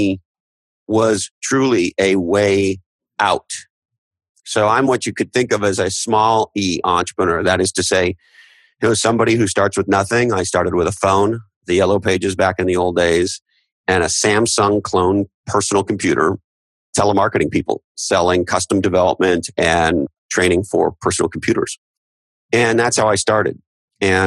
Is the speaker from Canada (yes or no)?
yes; Canada; now in United States; I'm originally from Canada